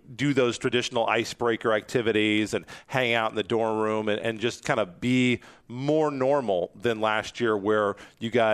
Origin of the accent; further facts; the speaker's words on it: Topeka, Kansas, United States; my hometown, Topeka